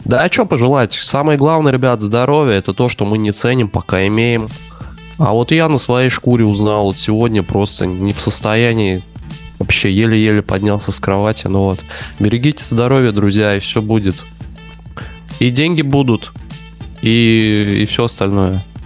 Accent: Moscow, Russia; moved away as an adult; now in Barcelona, Spain; я вырос в этом районе

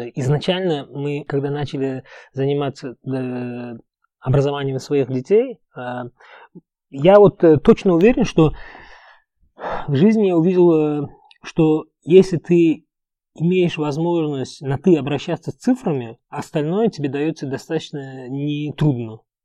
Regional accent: Uzbekistan; first language Uzbek; Russian is a second language; moved away as an adult; also born or lived in Egypt / Dubai, United Arab Emirates; я вырос в узбекской среде, учился в узбекской школе, мой первый язык это узбекский язык

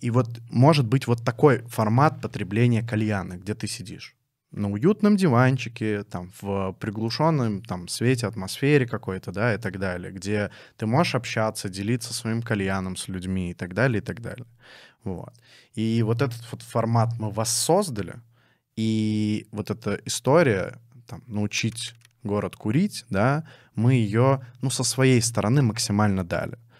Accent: Dzerzhinsk, Nizhny Novgorod Oblast, Russia; now in Nizhny Novgorod, Russia; Я родился в городе Дзержинск, Нижегородской области

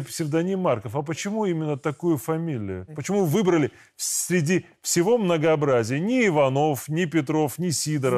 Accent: Belarus; мы, белорусы

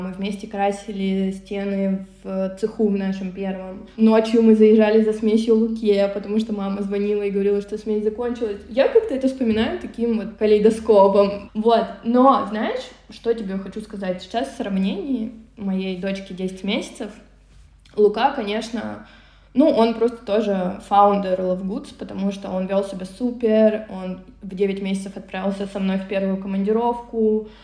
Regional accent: Omsk, Omsk Oblast, Russia; moved away; я из Омска, из Сибири, родилась в городе Омске, там зимой минус 35

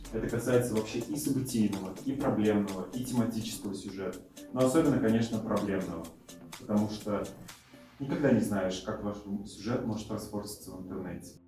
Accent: Saratov, Saratov Oblast, Russia; я из Саратова, учусь

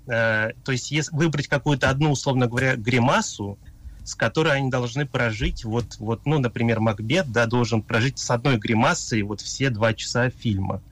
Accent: Japan; moved away as an adult; also born or lived in Moscow, Russia; я родился в Японии, несмотря на то, что у меня такое русское имя

